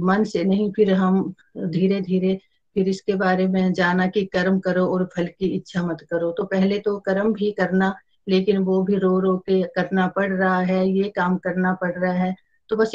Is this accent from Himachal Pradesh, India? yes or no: yes; Himachal Pradesh, India; मैं डिस्ट्रिक्ट कांगड़ा से बिलोंग करती हूँ